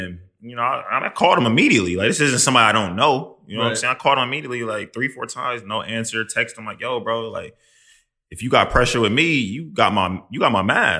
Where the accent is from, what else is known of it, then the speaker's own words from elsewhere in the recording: Midwest, United States; just not how I'm from the Midwest. Like, that's right. not how we move.